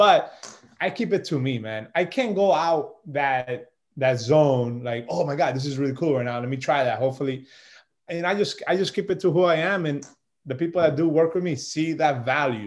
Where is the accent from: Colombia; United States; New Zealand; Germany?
Colombia; 1980, I was born in Colombia, 1980, December 3rd